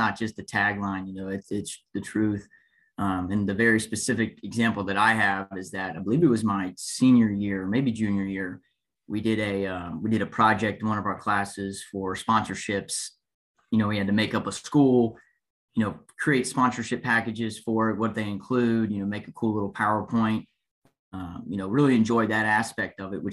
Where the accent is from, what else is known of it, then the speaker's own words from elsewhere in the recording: Cincinnati, Ohio, United States; born and raised in Cincinnati, grew up in a little small town called Green Hills